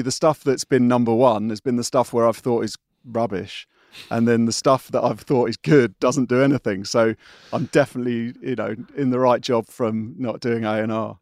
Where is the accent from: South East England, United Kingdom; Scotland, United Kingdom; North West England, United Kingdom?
South East England, United Kingdom; Windsor; I'm a Windsor boy, uh, not far from where I am now